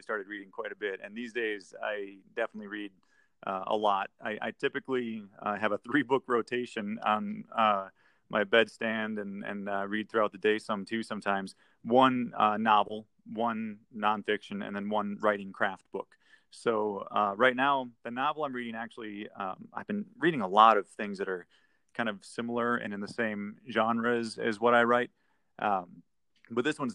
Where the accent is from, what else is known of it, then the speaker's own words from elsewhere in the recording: Minnesota, United States; now in Colorado, United States; Born and raised in Minnesota